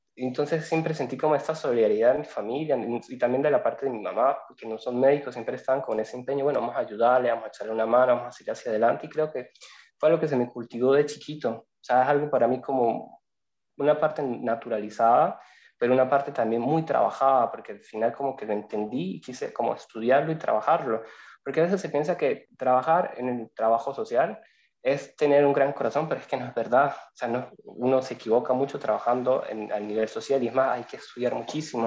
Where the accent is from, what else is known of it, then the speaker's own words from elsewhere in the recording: Venezuela; moved away as an adult; also born or lived in Sicily, Italy; now in Italy; Soy inmigrante, soy venezolano